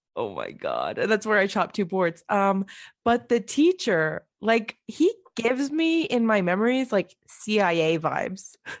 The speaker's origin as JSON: {"language": "English", "town": "Bridgeport", "country": "United States", "tie": "born or raised there", "said": "growing up in Bridgeport"}